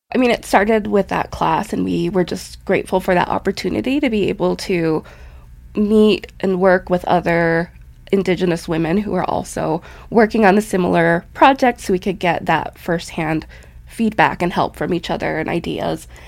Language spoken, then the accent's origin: English; Butte, Montana, United States; I grew up in Butte, Montana, and my parents raised us there